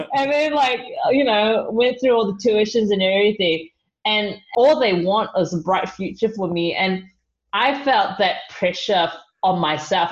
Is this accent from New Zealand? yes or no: yes; New Zealand; moved away; I'm from New Zealand